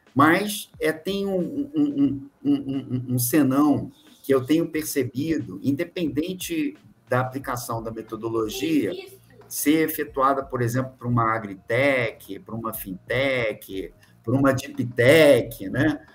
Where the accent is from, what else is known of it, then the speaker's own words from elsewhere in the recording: Rio de Janeiro, Brazil; moved away as an adult; also born or lived in São Paulo / Espírito Santo; now in Minas Gerais, Brazil; eu sou carioca que está aqui em Minas Gerais